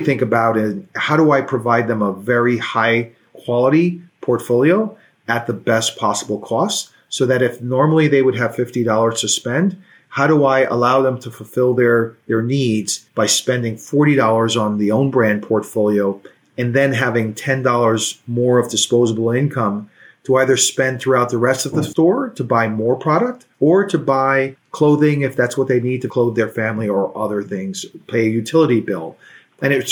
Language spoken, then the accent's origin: English; New York City, New York, United States; I grew up in Brooklyn.